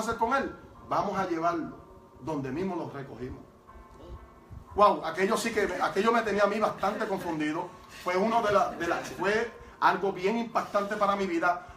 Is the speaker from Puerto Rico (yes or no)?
yes; Toa Baja, Puerto Rico; Yo soy de Tuabaja, ¿verdad? El pueblo de Tuabaja